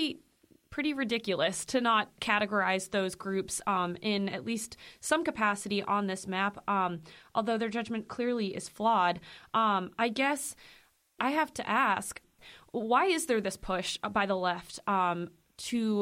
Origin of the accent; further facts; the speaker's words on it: Illinois, United States; moved away; my public school maybe, you know, back in Illinois